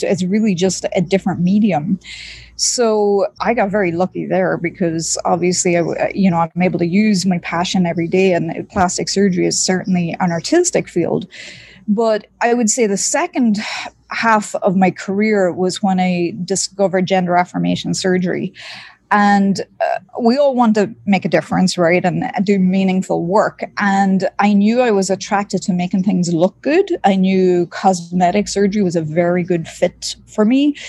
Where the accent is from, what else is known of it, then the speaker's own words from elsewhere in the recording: East Coast, Ireland; now in Miami, United States; I was born and raised in Ireland, in rural Ireland. I grew up near the seaside on the East Coast